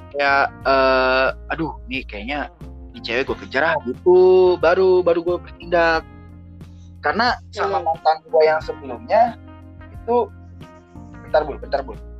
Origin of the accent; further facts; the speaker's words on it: Jakarta, Indonesia; Gue dari Jakarta. Gue di Jakarta.